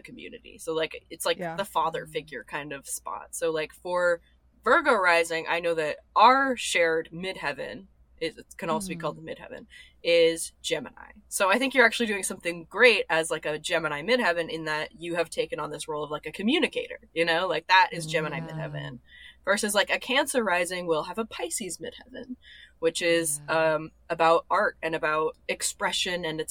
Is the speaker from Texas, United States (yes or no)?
yes; Austin, Texas, United States; also born or lived in New York; now in Los Angeles, United States; I'm from Austin, Texas.